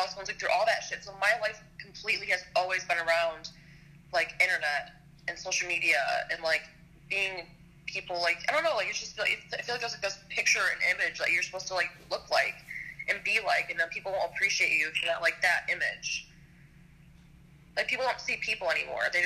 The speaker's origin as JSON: {"language": "English", "region": "Michigan", "country": "United States", "said": "I'm 24, and I'm from Michigan"}